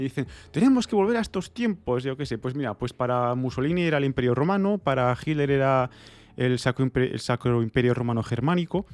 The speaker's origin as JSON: {"language": "Spanish", "country": "Spain", "tie": "born or raised there", "said": "yo soy español por, porque es una, yo qué sé, por convención, es una contingencia que tengo en mi vida por haber nacido en, este suelo"}